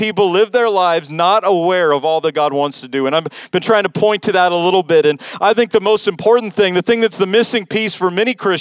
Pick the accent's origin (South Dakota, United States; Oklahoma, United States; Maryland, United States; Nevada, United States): Nevada, United States; Las Vegas; moved away; also born or lived in North Iowa; I grew up in Vegas